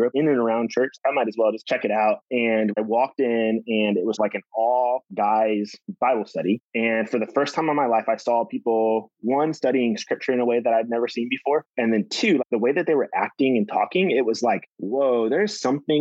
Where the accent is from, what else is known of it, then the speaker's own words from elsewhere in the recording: Indiana, United States; I grew up in Indiana